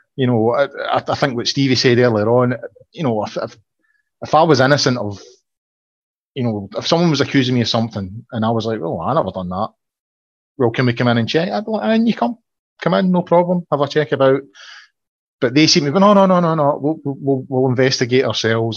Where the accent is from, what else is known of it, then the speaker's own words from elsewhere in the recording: Falkirk, Scotland, United Kingdom; I'm from the Falkirk area